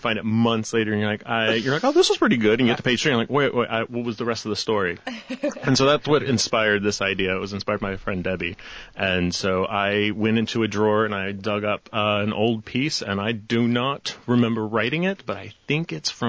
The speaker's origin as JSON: {"language": "English", "town": "Atlanta", "region": "Georgia", "country": "United States", "tie": "born or raised there", "said": "I'm born and raised in Atlanta"}